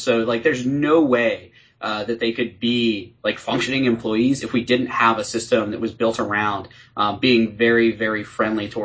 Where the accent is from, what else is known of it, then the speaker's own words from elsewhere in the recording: Atlanta, Georgia, United States; I'm from Atlanta